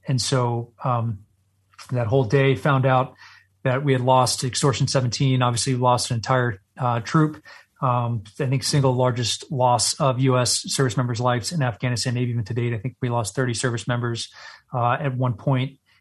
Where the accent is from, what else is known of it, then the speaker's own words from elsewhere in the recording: Texas, United States; moved away; I was born and raised in Texas.